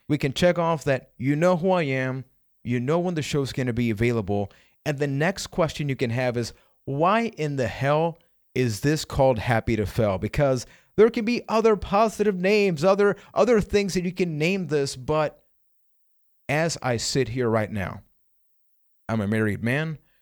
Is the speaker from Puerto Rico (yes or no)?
yes; Puerto Rico; I am from Puerto Rico.